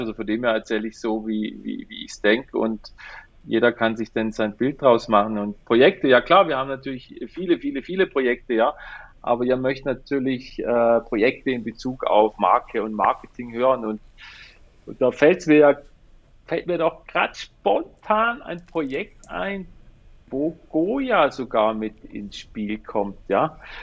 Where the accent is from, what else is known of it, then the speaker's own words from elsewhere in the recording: Black Forest, Baden-Württemberg, Germany; wir kommen aus dem Schwarzwald, ich bin in Schwarzwald geboren, die ganze Familie kommt hierher